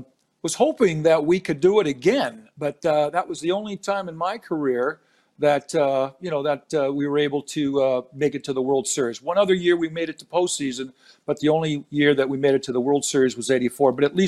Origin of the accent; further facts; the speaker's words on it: San Diego, California, United States; moved away; I'm from San Diego.